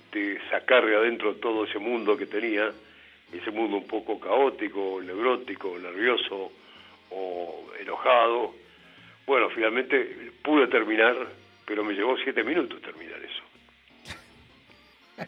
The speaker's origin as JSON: {"language": "Spanish", "region": "Buenos Aires", "country": "Argentina", "said": "yo soy de Buenos Aires"}